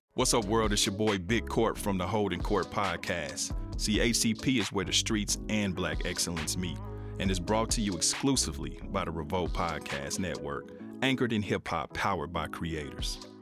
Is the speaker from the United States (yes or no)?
yes; Kansas City, Missouri, United States; for my hometown, for my city